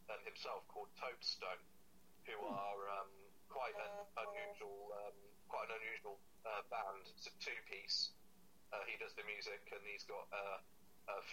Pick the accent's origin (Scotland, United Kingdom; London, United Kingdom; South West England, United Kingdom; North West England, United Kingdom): South West England, United Kingdom; Cirencester; my hometown in Cirencester